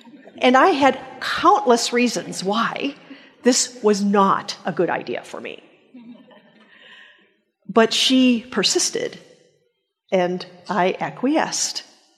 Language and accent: English; Japan; I grew up in Japan, and I can remember having a very numinous experience as a little girl.